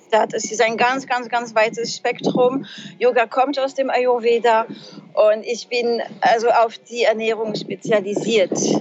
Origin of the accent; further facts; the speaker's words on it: France; German is a second language; moved away as an adult; also born or lived in Trier, Germany; now in Germany; Ich bin ja Französin